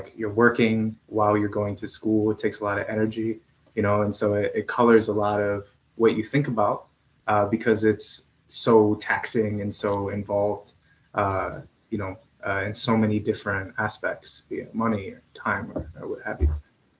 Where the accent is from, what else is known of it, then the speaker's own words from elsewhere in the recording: College Station, Texas, United States; moved away as an adult; also born or lived in Washington, D.C.; I grew up in College Station